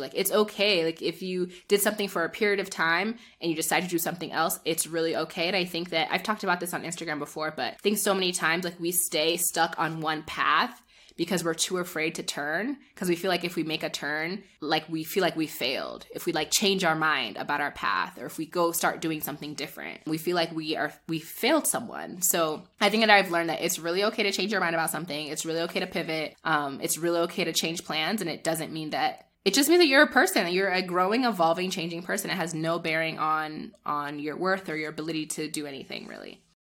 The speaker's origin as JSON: {"language": "English", "region": "northern New Jersey", "country": "United States", "tie": "born or raised there", "also_born_or_lived": "Nigeria / New York", "moved": "as an adult", "lives_now": "Kenya"}